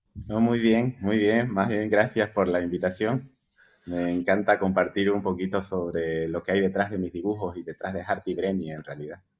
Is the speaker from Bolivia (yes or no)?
yes; Santa Cruz de la Sierra, Santa Cruz, Bolivia; Yo nací en Santa Cruz, sí, exactamente, aquí en Santa Cruz de la Sierra, Bolivia